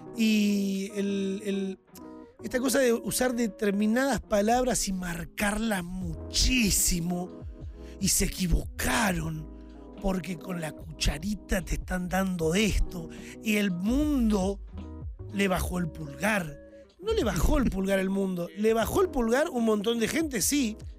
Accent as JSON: {"language": "Spanish", "country": "Argentina", "tie": "born or raised there", "said": "orgulloso de nacer en un país como Argentina"}